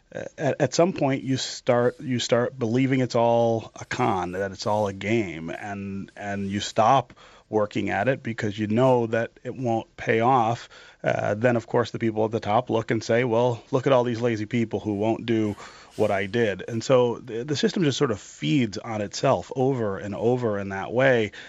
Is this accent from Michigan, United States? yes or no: yes; Detroit, Michigan, United States; also born or lived in eastern Kentucky; I've, I've, been working on a project in the neighborhood where I was born here in Detroit on the west side